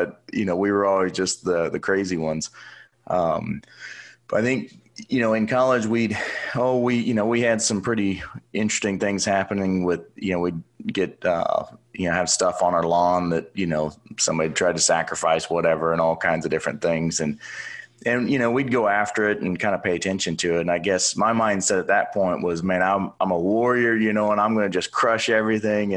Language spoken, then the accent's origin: English; Oklahoma City, Oklahoma, United States; So I grew up in Oklahoma City, went to the University of Oklahoma.